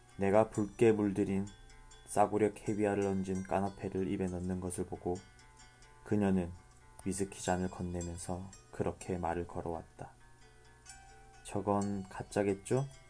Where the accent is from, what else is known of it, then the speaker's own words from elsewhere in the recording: Changwon, South Gyeongsang, South Korea; 제 고향 마산에서